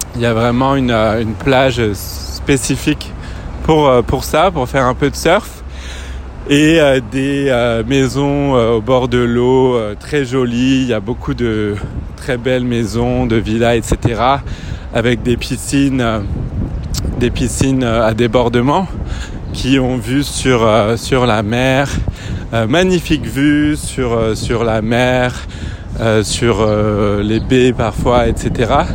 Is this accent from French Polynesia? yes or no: yes; French Polynesia; là où j'ai grandi à Tahiti en Polynésie française